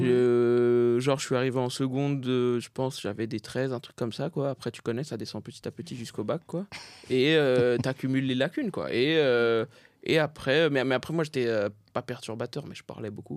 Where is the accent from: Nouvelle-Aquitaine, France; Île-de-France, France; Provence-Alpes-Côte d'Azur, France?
Île-de-France, France; Saint-Denis; also born or lived in Pierrefitte-sur-Seine; je suis né à Saint-Denis. J'étais à Saint-Denis jusqu'en CM2, quoi. Après, en CM2, je suis à la Perfite.